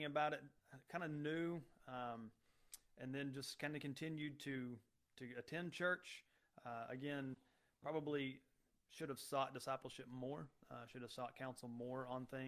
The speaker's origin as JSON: {"language": "English", "town": "Mansfield", "country": "United States", "tie": "born or raised there", "said": "I grew up in Mansfield, graduated from there"}